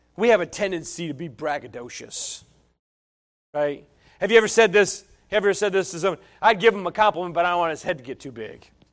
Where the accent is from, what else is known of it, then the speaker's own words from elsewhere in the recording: northeast of Albany, New York, United States; the little towns that I'm from and so I always, I always reference Albany. So we're Two hours, forty-five minutes northeast of Albany